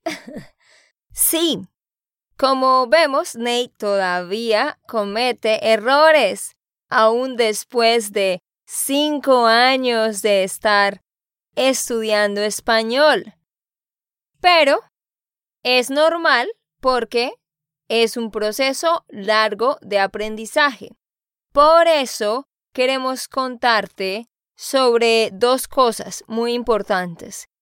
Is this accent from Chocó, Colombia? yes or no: no; Santander, Colombia; de Santander, Colombia